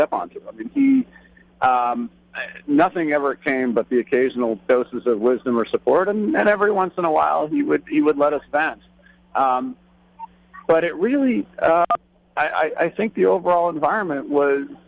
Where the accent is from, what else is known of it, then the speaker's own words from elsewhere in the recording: Chappaqua, New York, United States; we were growing up in Chappaqua, New York